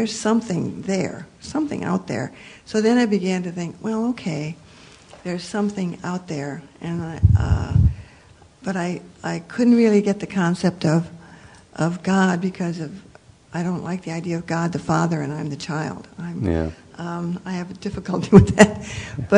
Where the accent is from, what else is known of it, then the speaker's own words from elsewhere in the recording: Midwest, United States; moved away; I was raised a Protestant in Presbyterian Lutheran churches back in the Midwest